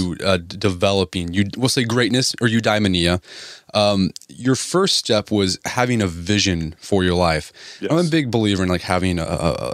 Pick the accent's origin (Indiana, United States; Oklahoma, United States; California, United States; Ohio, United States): Oklahoma, United States; I grew up in Oklahoma